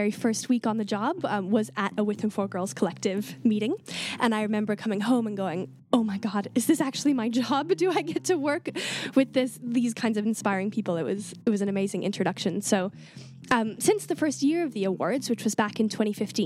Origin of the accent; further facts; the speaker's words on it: Canada; I'm from Canada, so I'm really used to cold.